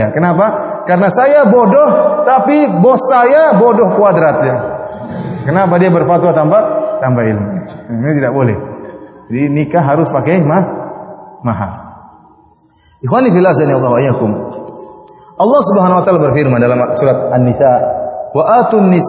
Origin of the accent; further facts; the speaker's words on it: Indonesia; Istri saya orang Bugis, saya juga orang Bugis ya.